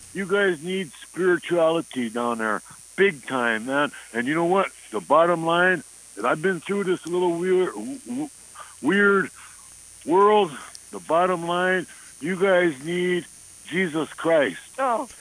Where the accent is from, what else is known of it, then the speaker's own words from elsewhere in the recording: North Dakota, United States; I'm from the Res. Um, born and bred here on the Res